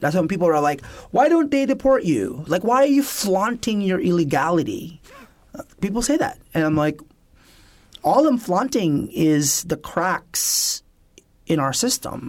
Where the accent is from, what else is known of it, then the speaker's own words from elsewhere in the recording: California, United States; also born or lived in Philippines; growing up in California